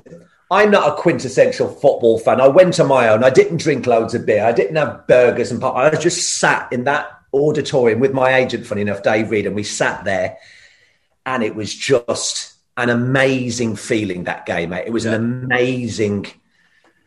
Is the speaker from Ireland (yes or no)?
yes; Ireland; I'm Irish